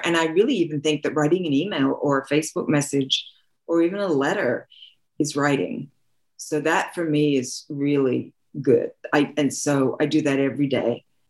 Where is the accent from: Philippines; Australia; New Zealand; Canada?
Australia; moved away as an adult; I'm from Australia, and I had gone to theater school.